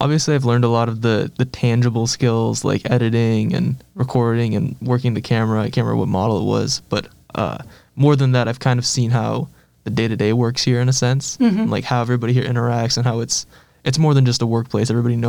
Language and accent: English; Malden, Massachusetts, United States; growing up in Malden, it was just kind of, I've seen so many. I've lived in a very diverse area.